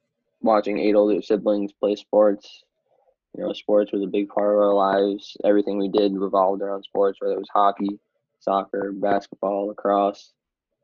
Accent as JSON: {"language": "English", "area": "Long Island", "region": "New York", "country": "United States", "tie": "born or raised there", "also_born_or_lived": "Boston", "said": "I played for the Long Island Gulls"}